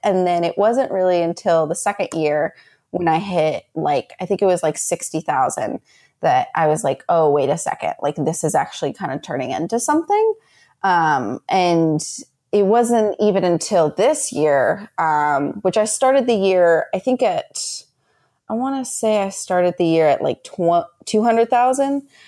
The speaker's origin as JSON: {"language": "English", "country": "United States", "said": "I'm very happy in who I am as an American"}